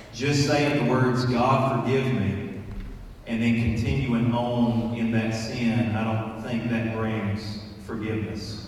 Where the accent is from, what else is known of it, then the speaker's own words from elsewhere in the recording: United States; as American Christians